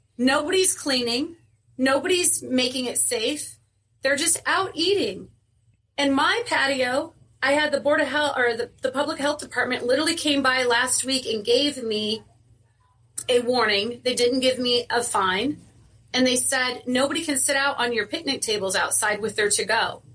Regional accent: Indiana, United States; moved away as an adult; I'm originally from Indiana. I moved out here at a young age, single mom

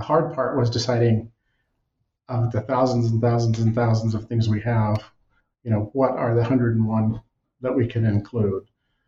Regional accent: Texas, United States; now in Montana, United States; I came 36 years ago thinking I'd stay a year or two. I'm from Texas originally, always loved history, always wanted to come to Montana.

